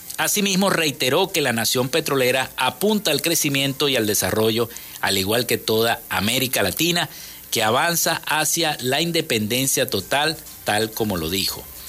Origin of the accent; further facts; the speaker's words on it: Venezuela; nosotros como venezolanos